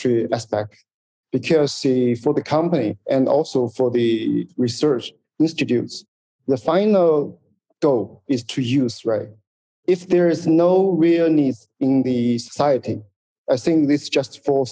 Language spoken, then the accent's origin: English; China; moved away as an adult; also born or lived in Singapore; I am holding a Singapore passport, but I was born in China and got my PhD in China